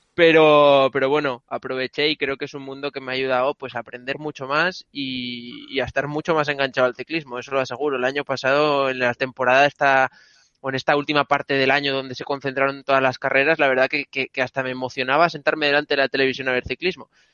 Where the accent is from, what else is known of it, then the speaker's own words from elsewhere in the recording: Ribadesella, Asturias, Spain; now in Barcelona, Spain; también soy asturiano, pero vivo en Barcelona